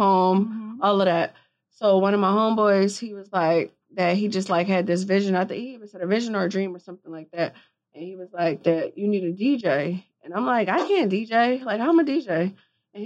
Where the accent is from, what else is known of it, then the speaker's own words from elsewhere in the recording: Philadelphia, Pennsylvania, United States; if I wasn't from Philly